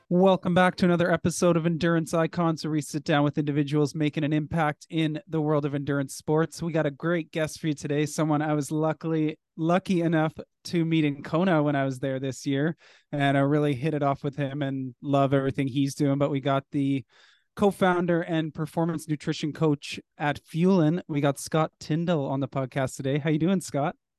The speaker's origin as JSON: {"language": "English", "country": "Canada", "said": "we're Canadian"}